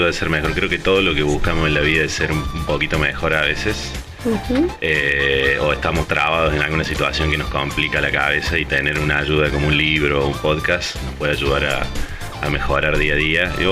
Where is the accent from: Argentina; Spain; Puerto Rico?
Argentina; moved away as an adult; now in San Diego, United States; tengo 33 años, soy de Argentina. Llegué a vivir acá a San Diego hace 4 años